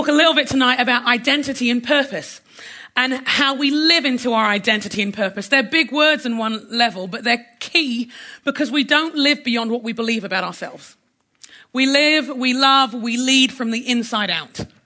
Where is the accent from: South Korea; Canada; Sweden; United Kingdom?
United Kingdom; London; now in United States; My heritage, I'm Nigerian by heritage. I'm a Londoner by birth. I live in America by passport